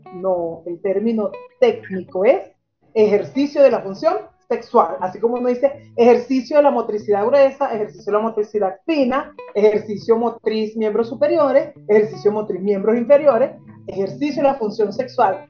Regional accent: Venezuela; moved away as an adult; now in Argentina; ambos somos originarios de Venezuela, pero ambos estamos adoptados en diferentes países. Él está adoptado en Chile, yo estoy adoptada en Argentina

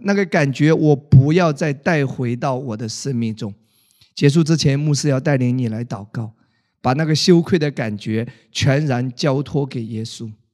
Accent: China; 我们中国人真正过年呢，还是春节

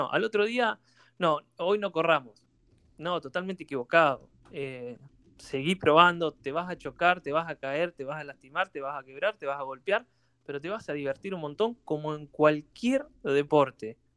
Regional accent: Bahía Blanca, Buenos Aires Province, Argentina; nosotros somos de Bahía

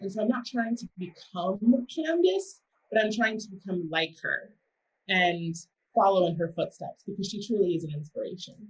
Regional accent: Myrtle Beach, South Carolina, United States; I'm 19 and I'm from Myrtle Beach, South Carolina

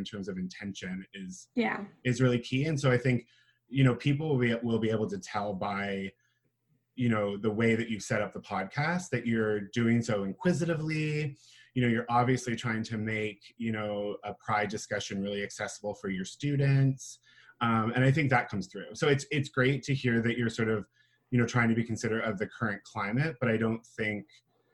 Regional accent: St. Catharines, Ontario, Canada; moved away as an adult; now in Hamilton, Canada; I'm originally from St. Catharines. I now reside in good old Hamilton, Ontario.

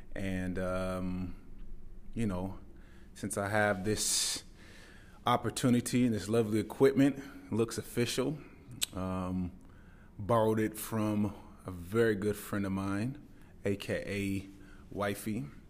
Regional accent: Tacoma, Washington, United States; moved away as an adult; now in Dubai, United Arab Emirates; I grew up in the Pacific Northwest. For any of you that know Mount Rainier, I lived there until I was about eighteen years old

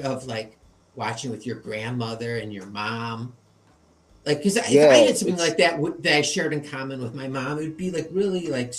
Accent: Chicago, Illinois, United States; I'm from Chicago

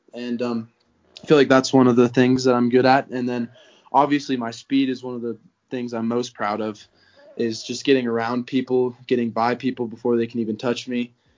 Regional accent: Conifer, Colorado, United States; I'm from Conifer, Colorado

